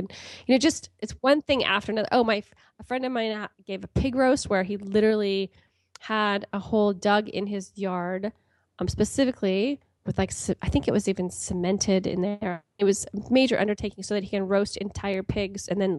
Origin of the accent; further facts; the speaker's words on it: California, United States; moved away as an adult; also born or lived in Pakistan; now in Gaborone, Botswana; I'm from California